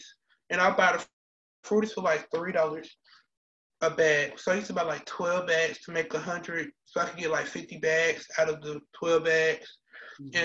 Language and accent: English; Atlanta, Georgia, United States; moved away as an adult; also born or lived in Fort Valley, Georgia; I am from Atlanta, Georgia. I went to Benjamin Elijah Mays High School